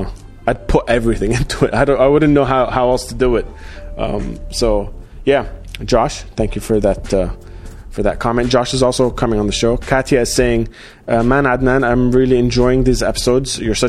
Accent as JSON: {"language": "English", "country": "Australia", "tie": "born or raised there", "moved": "yes", "said": "So I'm actually half Iraqi, half Jordanian. And I grew up in Australia."}